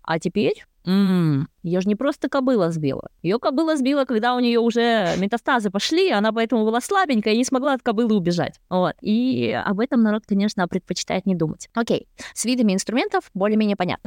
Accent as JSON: {"language": "Russian", "country": "Kazakhstan", "tie": "born or raised there", "also_born_or_lived": "Sweden", "moved": "as an adult", "lives_now": "Germany", "said": "Я родом из Казахстана"}